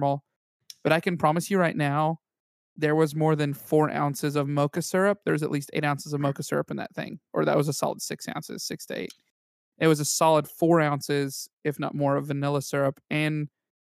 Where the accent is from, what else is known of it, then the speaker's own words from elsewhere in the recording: Texas Panhandle, United States; I grew up in Texas